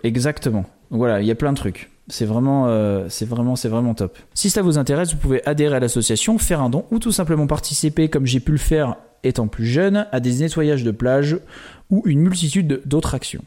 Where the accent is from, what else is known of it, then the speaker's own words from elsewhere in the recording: Île d'Oléron, Nouvelle-Aquitaine, France; Je viens d'une petite île d'Atlantique, l'île de Léron